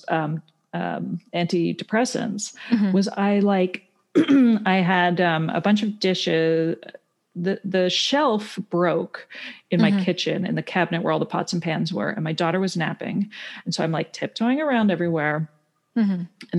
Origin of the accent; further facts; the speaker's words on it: Canada; I grew up in Canada, so you don't have to take SATs or anything